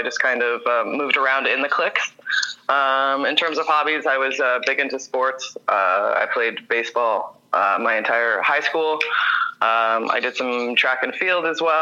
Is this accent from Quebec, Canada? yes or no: no; Toronto, Ontario, Canada; I grew up in Toronto